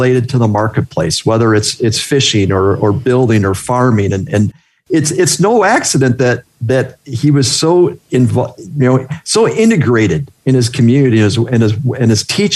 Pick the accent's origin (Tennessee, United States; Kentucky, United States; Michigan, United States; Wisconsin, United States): Wisconsin, United States; we're from Wisconsin